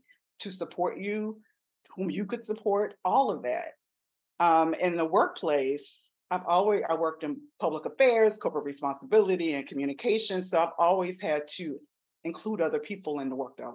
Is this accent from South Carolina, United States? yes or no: yes; South Carolina, United States; I'm from South Carolina, so I'm a country Southern Black woman.